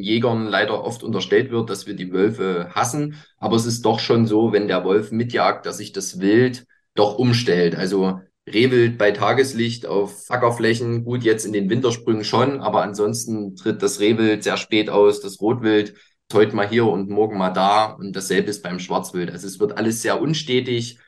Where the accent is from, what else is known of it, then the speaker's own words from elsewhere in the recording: near Leipzig, Northern Saxony, Germany; ich komme aus Sachsen, speziell aus Nordsachsen. Genau, also Nähe, sage ich mal, Leipzig